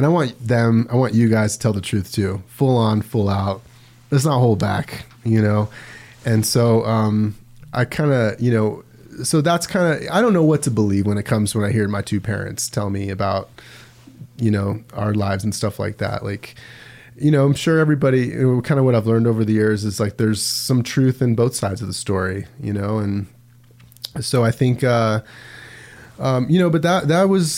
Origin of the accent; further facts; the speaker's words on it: Las Vegas, Nevada, United States; moved away; I grew up in Vegas, and it was definitely different